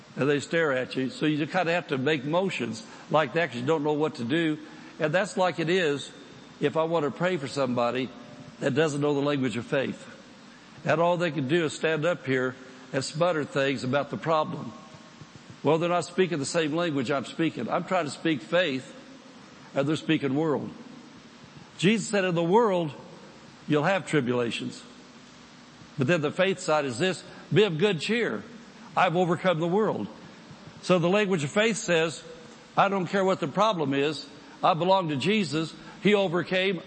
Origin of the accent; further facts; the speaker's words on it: United States; I'm from the United States